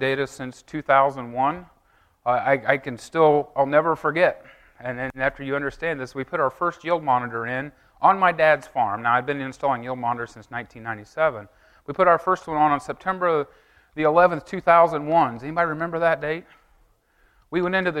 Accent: Effingham, Illinois, United States; I'm from Effingham, Illinois

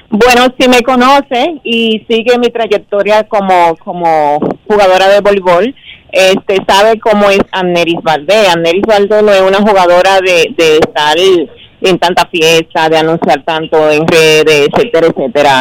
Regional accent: Dominican Republic; mi país

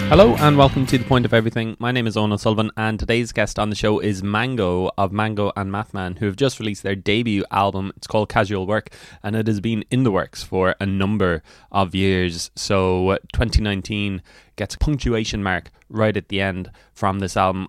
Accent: Cork, Munster, Ireland; I'm from Cork

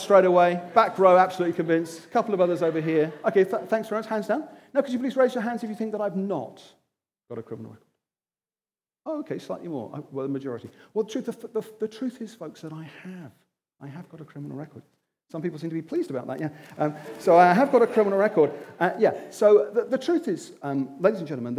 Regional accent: Wimbledon, London, United Kingdom; I'm from Wimbledon.

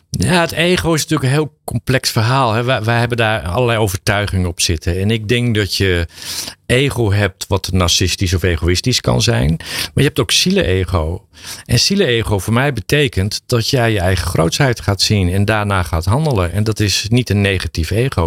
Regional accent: Drenthe, Netherlands; ik kom uit Drenthe

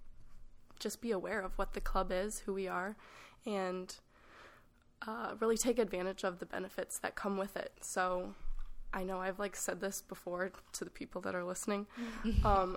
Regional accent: Chicago, Illinois, United States; moved away; I'm from Chicago

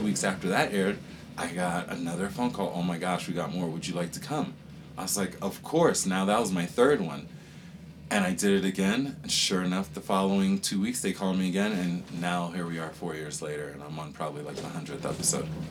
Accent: Virginia Beach, Virginia, United States; moved away as an adult; also born or lived in Panama; now in Aspen, United States; that's where I grew up in Virginia Beach

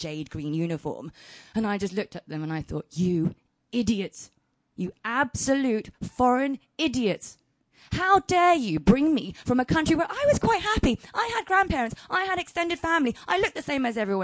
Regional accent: Southampton, South East England, United Kingdom; English is a second language; also born or lived in China / Shanghai; Southampton was also a very culturally undiverse place to grow up in the 90s

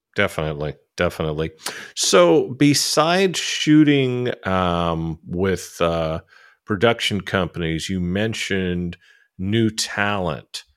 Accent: California, United States; I grew up in California

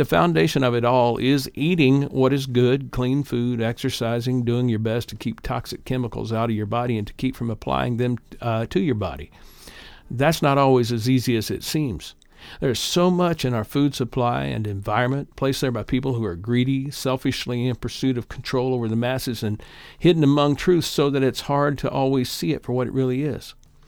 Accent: Little Mug Creek, Kentucky, United States; now in Indiana, United States; I live in Northeast Indiana, having moved here with my family about 55 years ago. I'm originally from East Kentucky, Little Mug Creek, to be specific, in Floyd County.

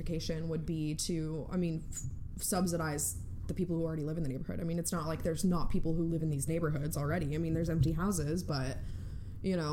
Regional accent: Oklahoma, United States; I grew up in Oklahoma

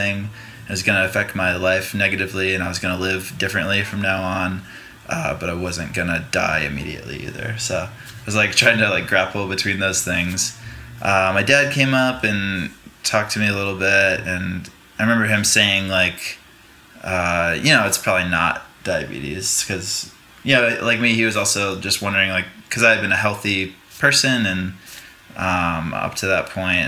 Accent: Rome, New York, United States; moved away; also born or lived in North Carolina; I was born in upstate New York, in central New York.

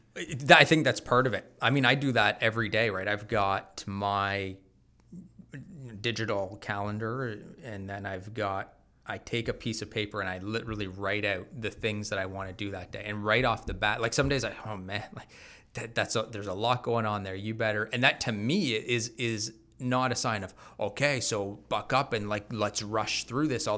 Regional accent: Bowmanville, Ontario, Canada; also born or lived in Mississauga; grew up in Bowmanville

